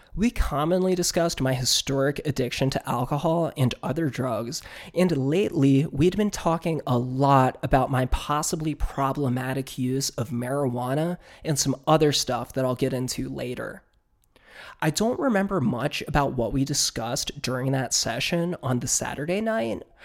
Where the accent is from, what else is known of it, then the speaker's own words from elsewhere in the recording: Northern Virginia, United States; my hometown in Northern Virginia